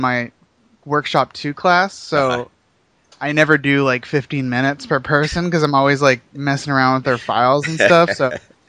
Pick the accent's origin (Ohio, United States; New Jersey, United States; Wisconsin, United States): New Jersey, United States; moved away as an adult; also born or lived in Sarasota, Florida; I'm originally from New Jersey.